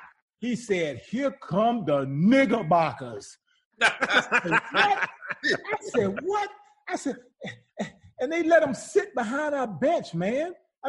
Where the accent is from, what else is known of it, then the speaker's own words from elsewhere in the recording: Greensboro, North Carolina, United States; moved away; also born or lived in Italy; I'm from Greensboro.